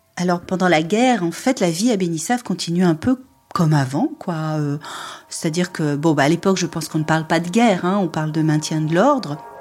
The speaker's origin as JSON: {"language": "French", "town": "Perpignan", "region": "Occitania", "country": "France", "tie": "born or raised there", "moved": "yes", "said": "je, suis allée à Perpignan, c'est là où j'ai grandi"}